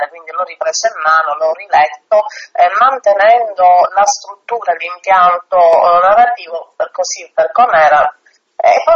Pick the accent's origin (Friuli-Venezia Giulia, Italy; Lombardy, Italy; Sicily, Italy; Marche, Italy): Sicily, Italy; io sono siciliana